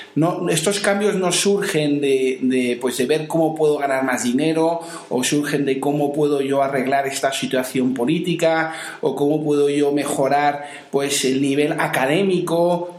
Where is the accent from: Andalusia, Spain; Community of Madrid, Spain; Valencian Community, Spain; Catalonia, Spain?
Community of Madrid, Spain; Madrid; moved away; also born or lived in Seville; soy de Madrid